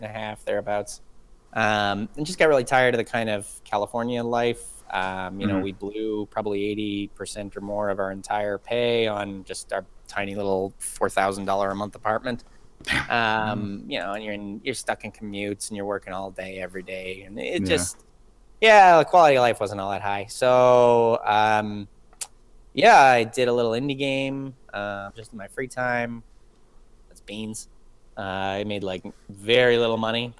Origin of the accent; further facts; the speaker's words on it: Canada; moved away as an adult; now in United States; I grew up in Canada